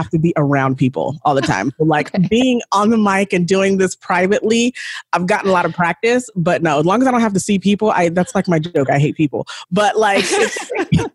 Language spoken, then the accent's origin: English; San Bernardino, California, United States; I grew up in San Bernardino in the hood with like my siblings and my white stepfather.